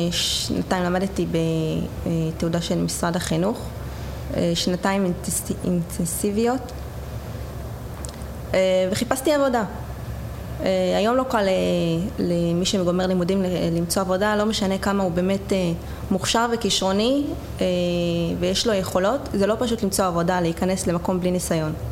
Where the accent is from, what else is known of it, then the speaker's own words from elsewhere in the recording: Jerusalem, Jerusalem District, Israel; אה, טוב, אני הגעתי מירושלים, אה, הייתי נוסעת גם לבוטקאם שהיה אז בתל אביב.